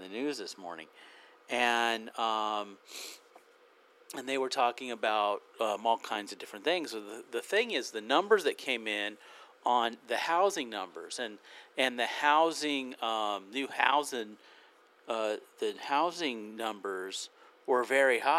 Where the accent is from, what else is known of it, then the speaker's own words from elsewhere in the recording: United Kingdom; I am British.